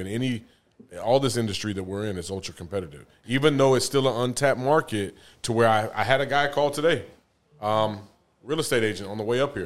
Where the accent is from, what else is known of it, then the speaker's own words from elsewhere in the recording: San Antonio, Texas, United States; also born or lived in Denver, Colorado; now in Atlanta, United States; I'm from San Antonio